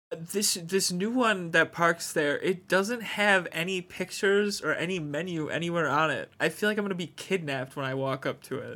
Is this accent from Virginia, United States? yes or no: no; Wisconsin, United States; I'm from Wisconsin